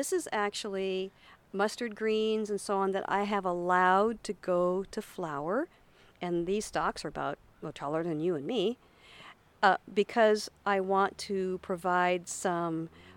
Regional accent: Tacoma, Washington, United States; now in Kodiak, United States; when I was growing up in Washington State

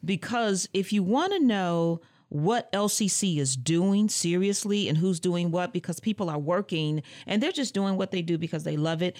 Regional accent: Muskegon Heights, Michigan, United States; moved away as an adult; also born or lived in Lansing, Michigan; I hail from Muskegon Heights, Michigan

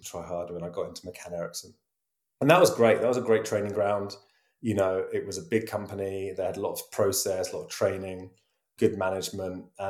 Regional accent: Brighton, South East England, United Kingdom; born or raised there; moved away as an adult; also born or lived in London; now in Amsterdam, Netherlands

